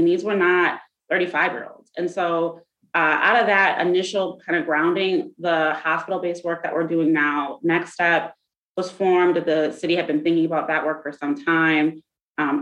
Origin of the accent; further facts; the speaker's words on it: Saint Paul, Minnesota, United States; I'm a Twin Cities kid. I grew up in the Rondo community